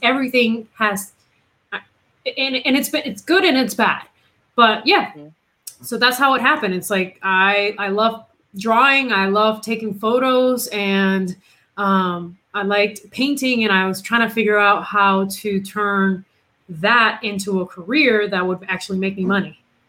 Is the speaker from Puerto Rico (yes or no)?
yes; Puerto Rico; English is a second language; moved away; also born or lived in Massachusetts; I am originally from Puerto Rico, right? I was born and raised down there.